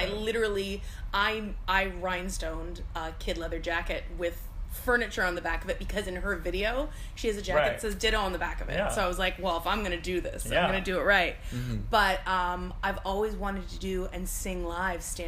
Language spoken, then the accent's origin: English; Buckhorn, Ontario, Canada; moved away; I'm actually from Buckhorn, Ontario